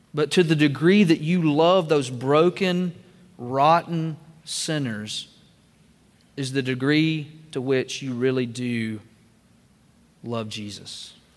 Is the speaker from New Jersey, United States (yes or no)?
no; Double Springs, Alabama, United States; I grew up in Northwest Alabama in Double Springs